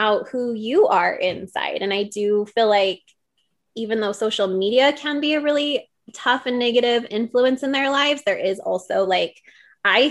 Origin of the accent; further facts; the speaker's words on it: Utah, United States; growing up here in Utah